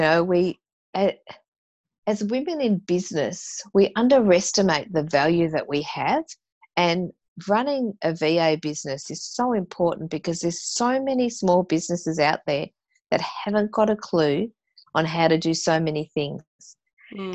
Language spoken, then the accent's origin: English; Tasmania, Australia; moved away; being a Tasmanian, you know, that my dad used to supply um, the Launceston chairlift